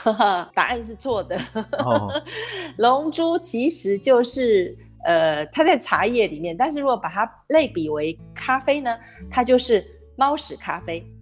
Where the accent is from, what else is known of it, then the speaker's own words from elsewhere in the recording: Taiwan; 咱们台湾人